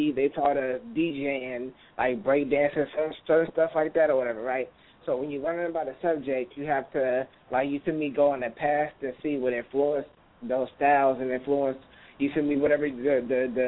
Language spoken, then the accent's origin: English; San Francisco, California, United States; now in Antioch, United States; I grew up in Bayview, Hunters Point, and my mom, you know, I live with my mom.